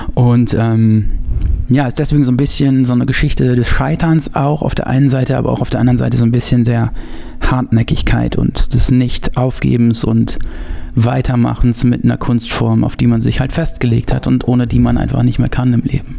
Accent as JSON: {"language": "German", "region": "North Rhine-Westphalia", "country": "Germany", "tie": "born or raised there", "said": "ich bin Ostwestfale gebürtig, bin da so aus dem Purgatorium der Langeweile, Bielefeld, Paderborn, Gütersloh"}